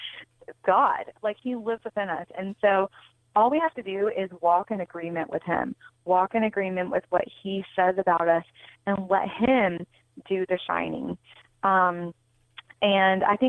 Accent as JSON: {"language": "English", "region": "North Carolina", "country": "United States", "also_born_or_lived": "New York City / Los Angeles", "moved": "as an adult", "said": "I'm originally from North Carolina"}